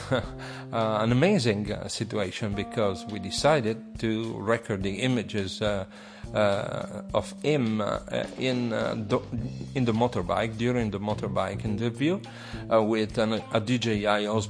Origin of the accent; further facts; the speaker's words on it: Italy; English is a second language; I'm an Italian professional. I'm not an English mother tongue